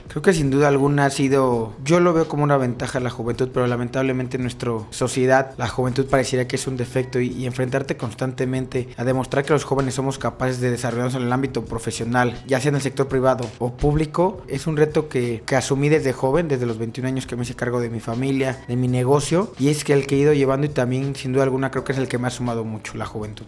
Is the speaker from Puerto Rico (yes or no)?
no; Corregidora, Querétaro, Mexico; Yo soy originario del pueblito Corregidora, de este bello municipio